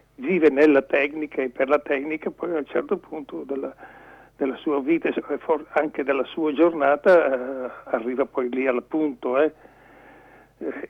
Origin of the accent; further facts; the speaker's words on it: Lumezzane, Lombardy, Italy; io sono originario di Lumezzane